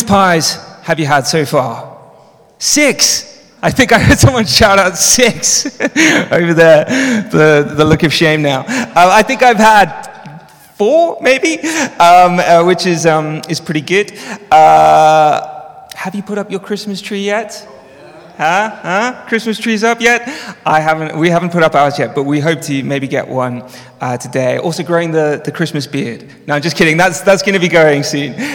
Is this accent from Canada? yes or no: no; South Africa; moved away; also born or lived in Johannesburg; I grew up in South Africa. And as a child, I grew up in the apartheid regime